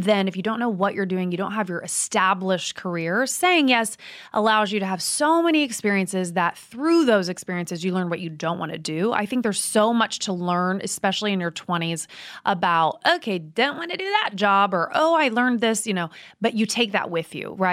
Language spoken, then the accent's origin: English; Midwest, United States; I'm from the Midwest